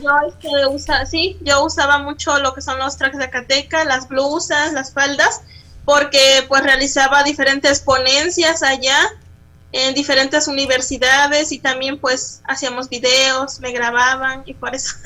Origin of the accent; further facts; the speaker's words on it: Acatlán, Guerrero, Mexico; now in Chilpancingo, Mexico; Yo soy nacida en Acatlán Guerrero, Guerrero, perdón, municipio de Chilapa de Álvarez, pero actualmente vivo en Chilpancingo de los Bravo Guerrero